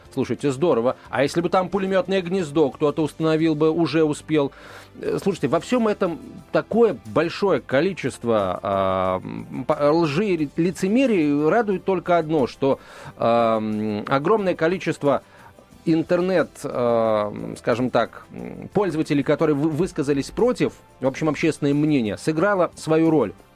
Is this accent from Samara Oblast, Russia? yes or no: no; Moscow, Russia; я, как москвич